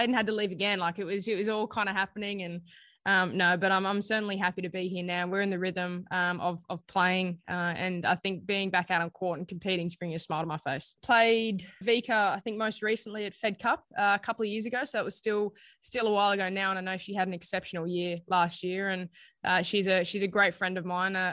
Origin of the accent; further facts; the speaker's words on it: Australia; as an Aussie, I feel like a lot of us are early risers, particularly in Brisbane